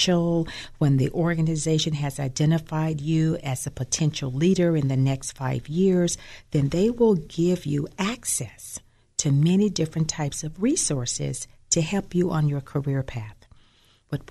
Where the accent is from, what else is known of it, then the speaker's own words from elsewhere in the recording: Birmingham, Alabama, United States; moved away; also born or lived in Tennessee; my home is Birmingham, Alabama. I was born and raised there